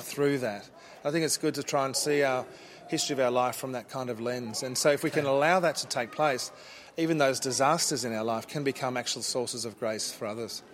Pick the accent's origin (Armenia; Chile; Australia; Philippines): Australia; Brisbane, Queensland; also born or lived in South Africa; We came to Australia from South Africa when I was four and a half. Yep. Uh, so I grew up here